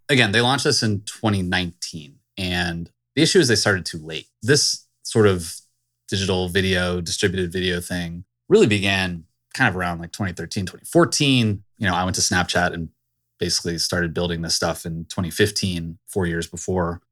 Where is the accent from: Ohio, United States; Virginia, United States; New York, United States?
Virginia, United States; Virginia suburbs, United States; I grew up in the Virginia suburbs